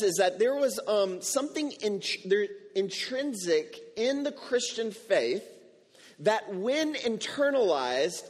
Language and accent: English; Houston, Texas, United States; now in San Juan, Puerto Rico; I grew up in Houston